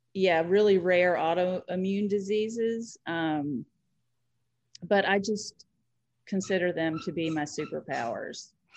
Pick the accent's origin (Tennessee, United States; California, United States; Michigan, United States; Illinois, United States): Tennessee, United States; Nashville; moved away as an adult; now in Chicago, United States; I'm from, born and raised in Nashville